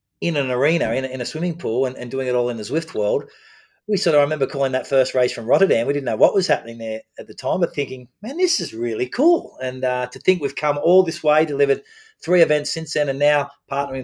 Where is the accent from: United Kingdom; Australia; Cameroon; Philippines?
Australia; as an Australian